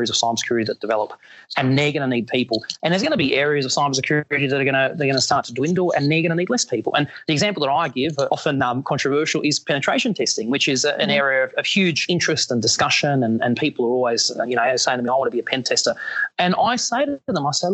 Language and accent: English; Australia; as an Australian in New Orleans